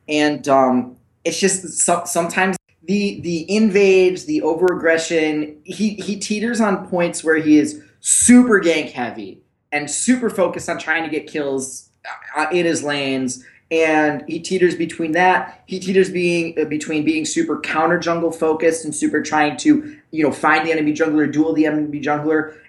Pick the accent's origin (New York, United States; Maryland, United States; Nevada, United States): New York, United States; Buffalo; I'm from Buffalo, and that's what we do in Buffalo